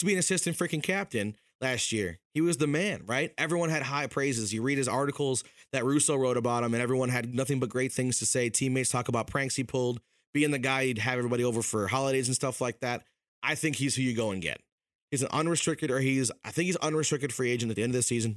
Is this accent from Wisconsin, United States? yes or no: yes; Wisconsin, United States; now in Minnesota, United States; I was born in Wisconsin, I came here in twenty eleven